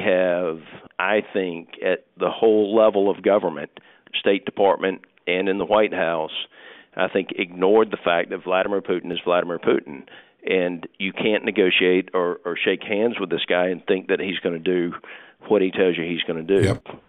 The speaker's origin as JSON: {"language": "English", "country": "United States", "said": "I'm an American"}